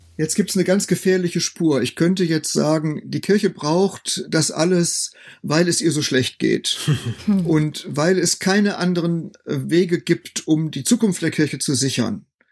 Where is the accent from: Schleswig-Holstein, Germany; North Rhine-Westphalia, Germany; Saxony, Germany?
North Rhine-Westphalia, Germany; moved away as an adult; also born or lived in Münster / Bethel, Bielefeld / Greifswald; Ich komme ja nun nicht aus Ostdeutschland, sondern bin als Westfale eher in einem satten volkskirchlichen Kontext aufgewachsen